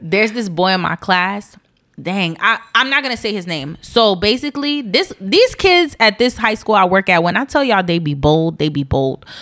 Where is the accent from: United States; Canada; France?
United States; East Orange, New Jersey; I'm not a hood baby, but I'm from East Orange, New Jersey.